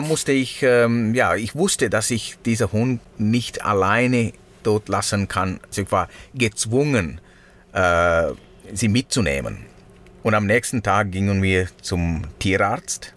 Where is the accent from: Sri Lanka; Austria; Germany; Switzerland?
Sri Lanka; first language Sinhala; German is a second language; moved away; meine Muttersprache ist Singhalesisch